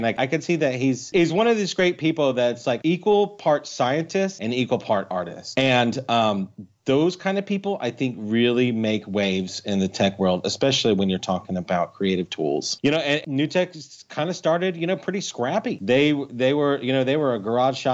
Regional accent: United States; when we were growing up in the United States

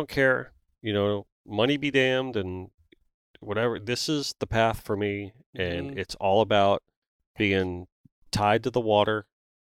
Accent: South Florida, United States; I'm from South Florida

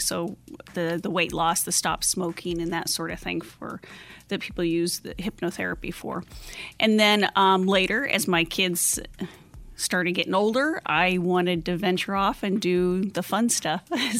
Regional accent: Nebraska, United States; moved away as an adult; I grew up in the Midwest, up in Nebraska, and then I moved to Arizona as an adult

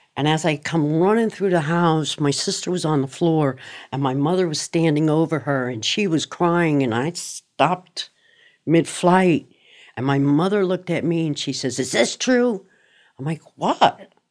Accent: Miramar, Florida, United States; also born or lived in Yonkers, New York / Cooper City, Florida; I grew up in Miramar, Florida.

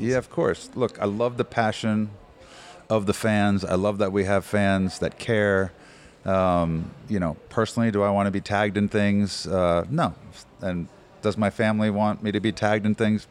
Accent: New Jersey, United States; moved away as an adult; now in Phoenix, United States; I grew up in New Jersey.

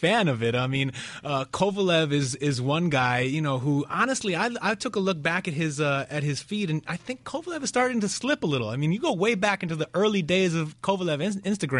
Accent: New York, United States; I'm from New York too

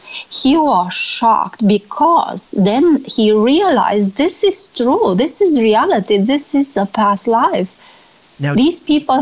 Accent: Romania; when I published my book in Romania, I'm from Romania, my best friend from college reminded me

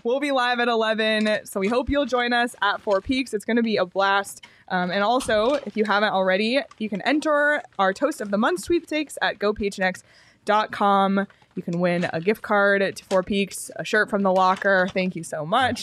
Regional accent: East Coast, United States; I'm from the East Coast

